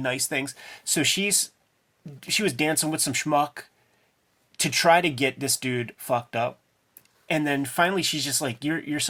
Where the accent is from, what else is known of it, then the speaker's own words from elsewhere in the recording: Homestead, United States; I grew up in Homestead in the 80s during the crack era